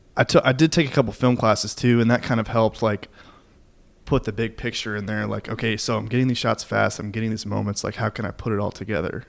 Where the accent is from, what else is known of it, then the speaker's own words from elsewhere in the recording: Kentucky, United States; now in Nashville, United States; I'm li- currently living in Nashville right now, but um, I'm actually from Kentucky